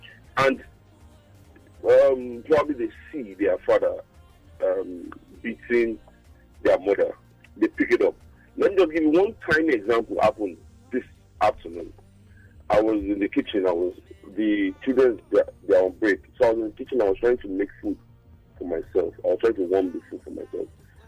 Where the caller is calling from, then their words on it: Maryland, United States; calling from Maryland.